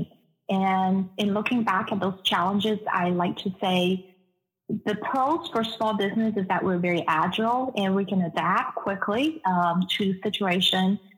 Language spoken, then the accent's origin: English; China; moved away as an adult; also born or lived in Netherlands / United Kingdom; now in Des Moines, United States; I was born and raised in China. I spent 25 years there before I left China.